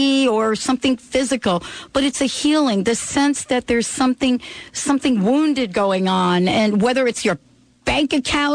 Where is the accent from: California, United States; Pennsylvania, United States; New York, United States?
New York, United States; I was born in New York